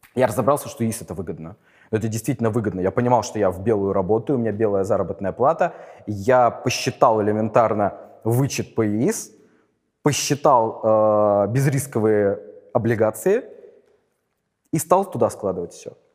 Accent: Saint Petersburg, Russia; я из Питера

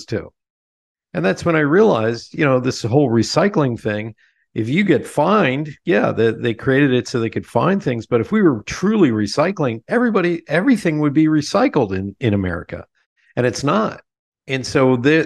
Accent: Lebanon, Pennsylvania, United States; We're living in my hometown of Lebanon, Pennsylvania

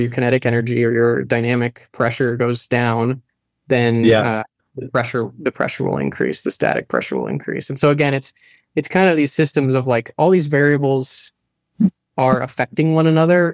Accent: Florida, United States; I grew up in Florida

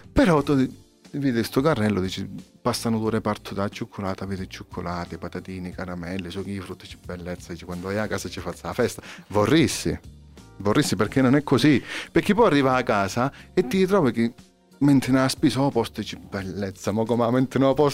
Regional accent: Calabria, Italy; siamo calabresi.

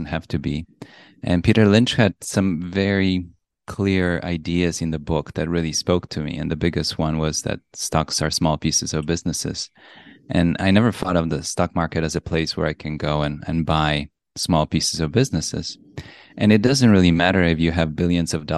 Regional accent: Poland; moved away; also born or lived in Europe; I was born in Poland, and then I went to schools around Europe

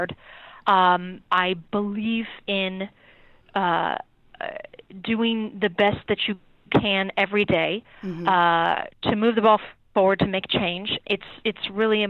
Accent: California, United States; moved away as an adult; also born or lived in San Francisco / Santa Cruz; now in East Coast, United States; I was born and raised in California, never anticipated that I would live anywhere else

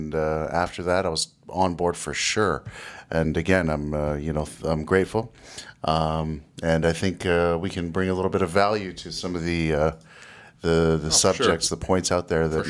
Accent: Canada; I'm from Canada, Marineland.

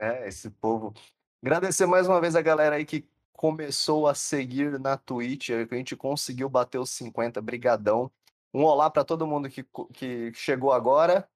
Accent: Votuporanga, São Paulo, Brazil; eu sou de Votuporanga

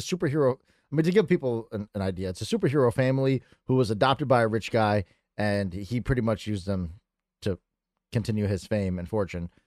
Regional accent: Connecticut, United States; I'm a stoner from Connecticut

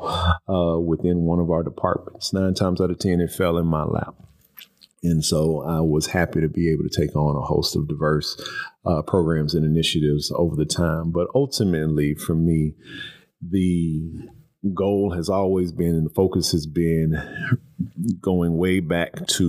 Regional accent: Houston, Texas, United States; moved away as an adult; also born or lived in College Station, Texas; now in Louisville, United States; I am a transplant to Louisville. I was born and raised in Houston, Texas.

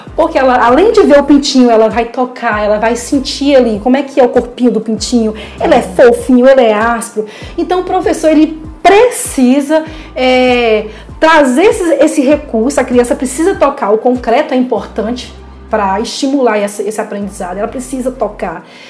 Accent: Belo Horizonte, Minas Gerais, Brazil; now in Recife, Brazil; Eu sou de Belo Horizonte

